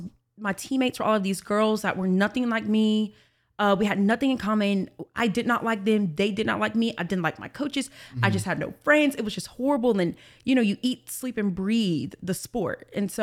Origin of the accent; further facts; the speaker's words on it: Hoover, Alabama, United States; moved away as an adult; also born or lived in South Carolina, United States; Mm-hmm. I'm from Hoover, Alabama. Was born and raised there, left Alabama when I was 18.